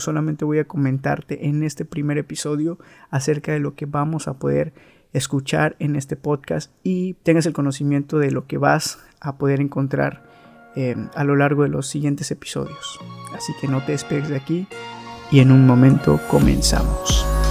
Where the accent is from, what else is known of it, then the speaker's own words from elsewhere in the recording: Veracruz, Mexico; soy de Veracruz, México.